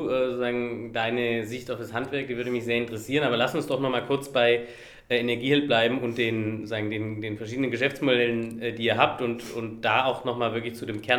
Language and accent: German; Baden-Württemberg, Germany; habe äh, den regionalen Häusermarkt in, äh, in der ja, hohenloisch-fränkischen Region, wo ich herkomme